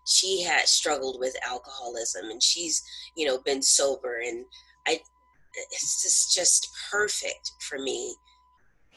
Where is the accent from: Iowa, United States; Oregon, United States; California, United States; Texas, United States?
California, United States; Southern; I'm from Southern California